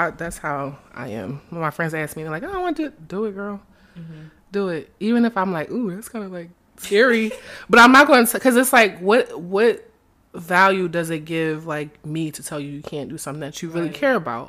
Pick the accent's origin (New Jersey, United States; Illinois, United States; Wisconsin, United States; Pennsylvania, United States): Pennsylvania, United States; Philadelphia; You know, I come from Philly. I love my city, but it's different here.